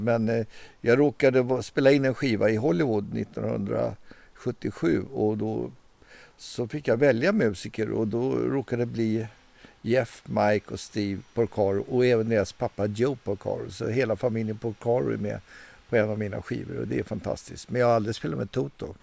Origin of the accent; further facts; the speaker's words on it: Stockholm, Stockholm County, Sweden; jag är uppvuxen i Stockholm, jag är så kallad urstockholmare